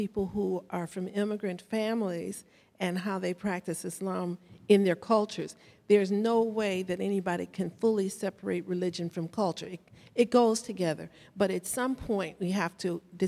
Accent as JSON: {"language": "English", "country": "United States", "tie": "born or raised there", "said": "I was born and raised right here in this country"}